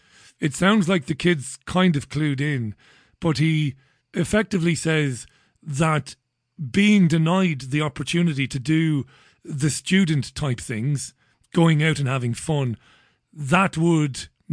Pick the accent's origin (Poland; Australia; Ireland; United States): Ireland; Waterford, Munster; I come from Ballybeg in Waterford City. Working class boy. My family were factory workers.